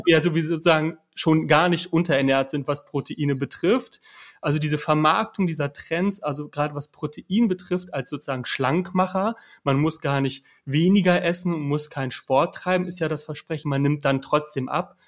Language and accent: German; Hanover, Lower Saxony, Germany; Ich komme aus Niedersachsen, Hannover, äh, protestantisch geprägt